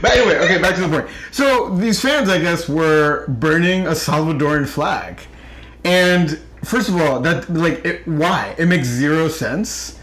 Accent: Rockland, New York, United States; I knew mm-hmm. a lot of Central Americans growing up because of where I grew up in Rockland

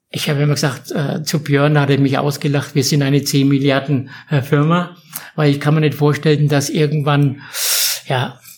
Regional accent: Herzogenaurach, Bavaria, Germany; bekennender Franke bin, bekennender Herzog Auracher bin

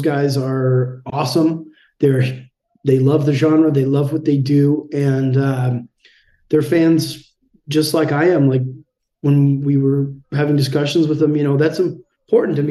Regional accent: Canada; we're guys from Canada

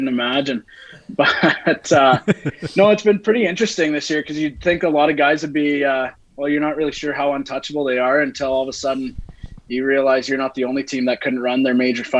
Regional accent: Dundurn, Saskatchewan, Canada; also born or lived in Hanley; I grew up in Dundurn and went to high school in Hanley

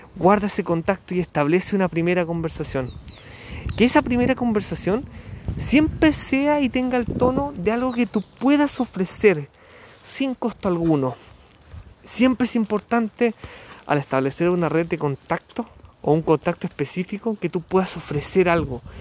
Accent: Chile; periodista de Chile

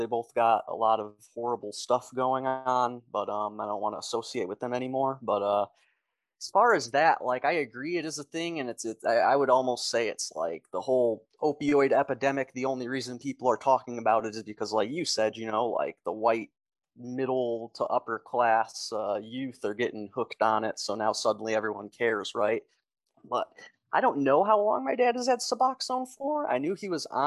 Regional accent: Detroit, Michigan, United States; moved away as an adult; now in Kansas, United States; I grew up in Michigan, Metro Detroit area

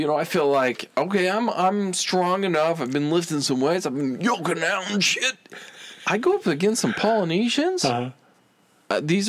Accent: United States; we're American.

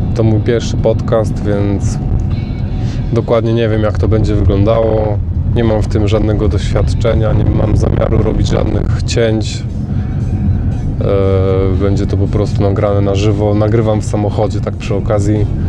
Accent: Gdańsk, Pomeranian Voivodeship, Poland; moved away as an adult; now in Northamptonshire, United Kingdom; Urodziłem się w Gdańsku, a obecnie mieszkam w Anglii

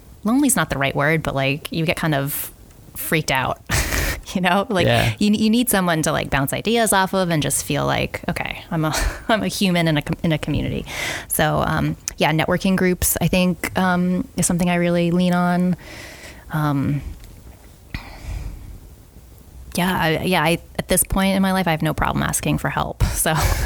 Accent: New England, United States; growing up in New England

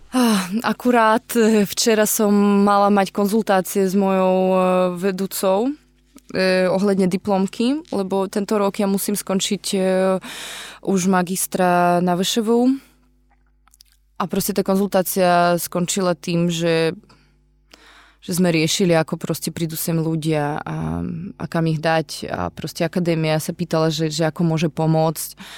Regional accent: Kyiv, Ukraine; Slovak is a second language; moved away as an adult; now in Slovakia; pochádzam z Kieva

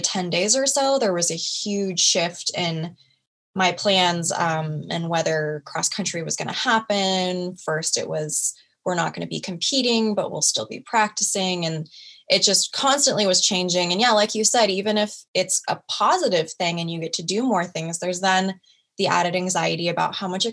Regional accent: Oregon, United States; moved away as an adult; now in Washington, United States; my hometown in Oregon

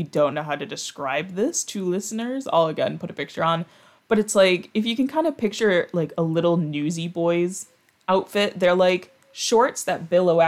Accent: New York, United States; born and raised in New York

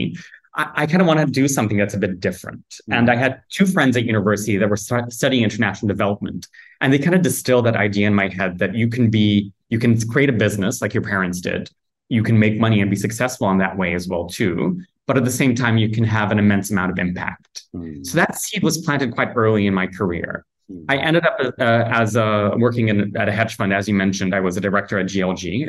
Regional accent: Kumasi, Ashanti, Ghana; moved away as an adult; also born or lived in United Kingdom; now in Accra, Ghana; I grew up in a town, not in the capital, in Accra, which is where I am at the moment, but in a town called Kumasi

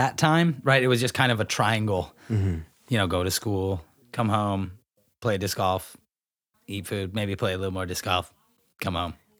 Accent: Grass Valley, California, United States; Now, where the home I grew up in Grass Valley is literally catty corner to the park, and then it's a single fence line, and then the school property's on the other side.

